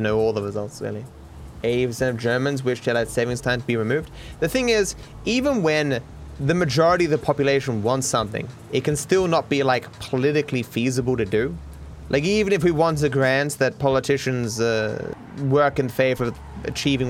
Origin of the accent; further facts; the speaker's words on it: Australia; being an Australian